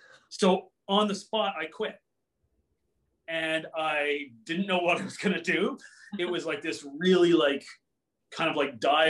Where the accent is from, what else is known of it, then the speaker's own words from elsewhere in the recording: Cambridge, Ontario, Canada; I grew up in the Cambridge Kitchener area